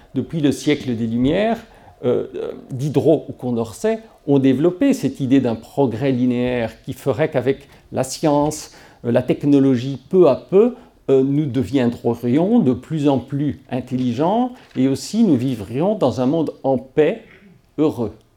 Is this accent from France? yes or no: no; Belgium; moved away as an adult; C'est mon pays natal